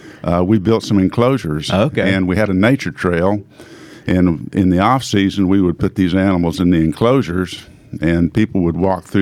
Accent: Knoxville, Tennessee, United States; also born or lived in Lawrence, Kansas / Nashville, Tennessee; I was born in Kansas, Lawrence, Kansas, in 1949. I grew up in Knoxville.

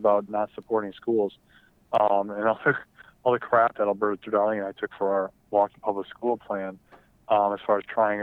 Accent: United States; we as American soldiers

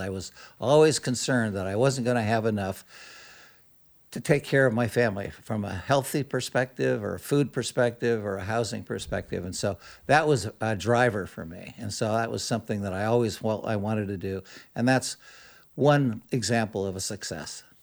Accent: Modesto, California, United States; Growing up in Modesto or young boyhood

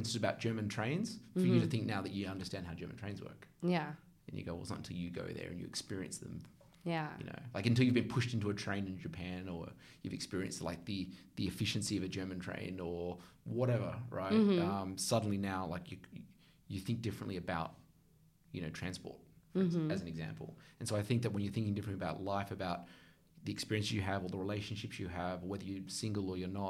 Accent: Australia; moved away; also born or lived in United States

